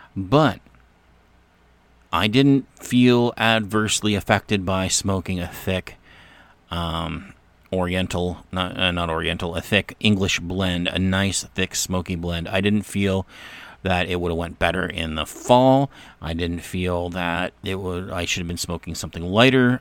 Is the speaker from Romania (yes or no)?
no; Canada; I am from Canada.